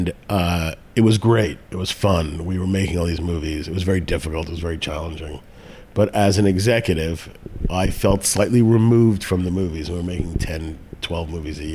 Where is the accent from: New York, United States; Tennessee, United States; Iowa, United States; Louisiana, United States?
New York, United States; New York City; also born or lived in Westchester County, New York; I grew up in the Bronx and then in Westchester County, outside of New York City